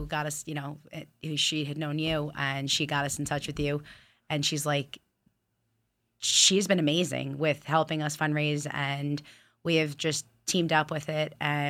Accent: West Islip, New York, United States; I'm from West Islip

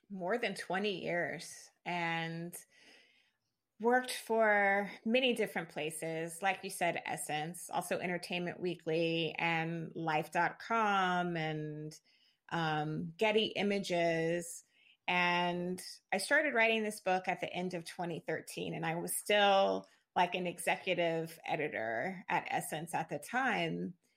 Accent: Jacksonville, Florida, United States; moved away as an adult; now in Brooklyn, New York, United States; I'm from the Southern United States. I'm from Florida

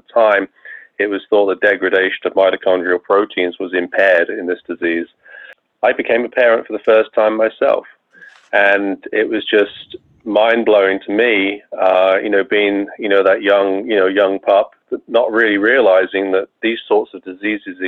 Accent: England, United Kingdom; moved away as an adult; also born or lived in Bath, England / Rochester, New York; now in United States; you should be able to tell from my accent, I was not born in the United States. I'm actually from England

